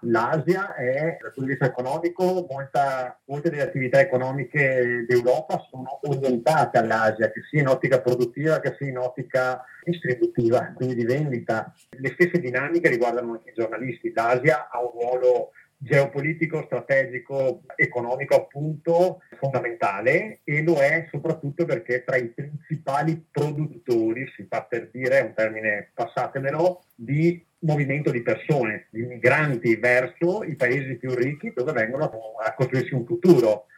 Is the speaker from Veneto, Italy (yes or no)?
yes; Castelfranco Veneto, Veneto, Italy; io sono di Castelfranco Veneto